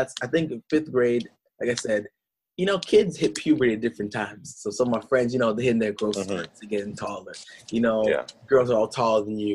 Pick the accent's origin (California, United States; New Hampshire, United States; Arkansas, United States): New Hampshire, United States; I'm from New Hampshire. So from the 603, that state in the top northeast, right next to Maine, next to Vermont, next to Massachusetts. So, you know, growing up for me, I did not know that I was a black kid